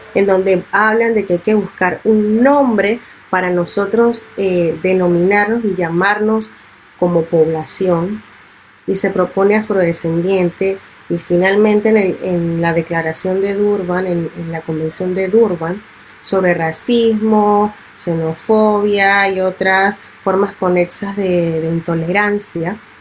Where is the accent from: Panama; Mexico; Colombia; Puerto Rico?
Panama; also born or lived in Italy / Barcelona; el Panamá que a mí me representa y con el que yo crecí, que es mi Panamá negro